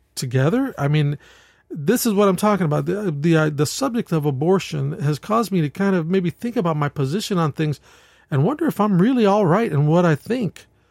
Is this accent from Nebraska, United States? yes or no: no; New York, United States; I'm from New York, and in New York State